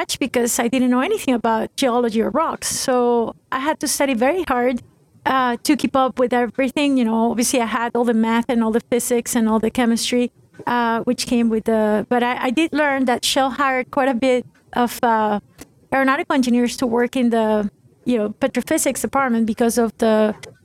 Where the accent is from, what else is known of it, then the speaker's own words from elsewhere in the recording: Venezuela; moved away as an adult; also born or lived in Italy (ancestry); I'm originally from Venezuela. My family's Italian, moved to Venezuela after World War II